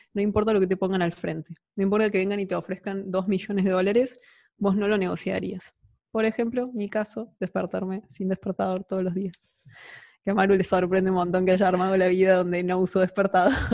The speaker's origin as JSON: {"language": "Spanish", "country": "Argentina", "said": "emprendedora, argentina"}